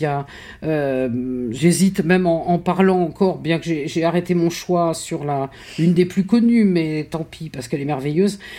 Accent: Toulouse, Occitania, France; Je suis pas né à Toulouse, moi j'ai grandi à Toulouse

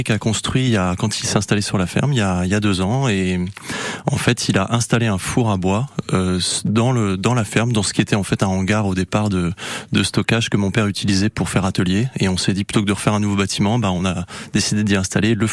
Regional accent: Tréla, Brittany, France; ben Moi, finalement, j'ai grandi sur, euh, sur Tréla, justement, euh, là où j'ai repris la ferme de mon père il y a, 6 six ans.

